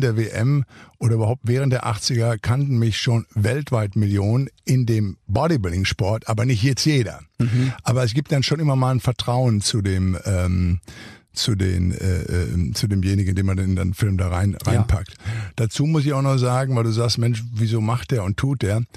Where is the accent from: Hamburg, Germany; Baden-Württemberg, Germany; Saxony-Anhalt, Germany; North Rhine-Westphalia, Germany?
North Rhine-Westphalia, Germany; Ruhr area; moved away as an adult; now in Santa Monica, United States; ich bin nun im Ruhrgebiet groß geworden